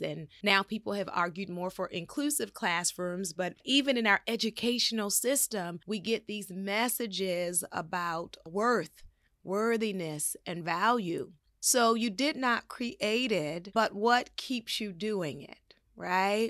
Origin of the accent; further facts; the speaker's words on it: Baltimore, Maryland, United States; I grew up in Baltimore, Maryland